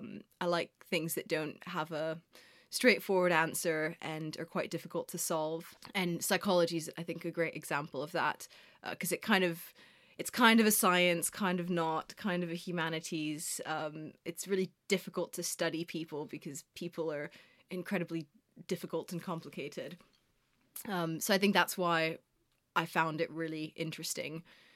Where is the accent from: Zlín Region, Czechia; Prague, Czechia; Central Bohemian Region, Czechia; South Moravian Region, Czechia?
Prague, Czechia; moved away as an adult; now in London, United Kingdom; And I was born in London, actually. That's where my parents met. Lived here till I was 8 years old. And then we moved back to Prague, where my mom's from, and grew up, well, I guess the kind of my biggest years, from 8 to 18, I was in Prague.